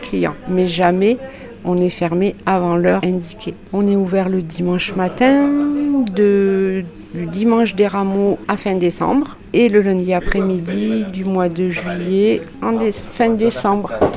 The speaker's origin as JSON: {"language": "French", "area": "Lot-et-Garonne", "region": "Nouvelle-Aquitaine", "country": "France", "tie": "born or raised there", "moved": "yes", "lives_now": "Figeac, France", "said": "je suis originaire du Lot-et-Garonne"}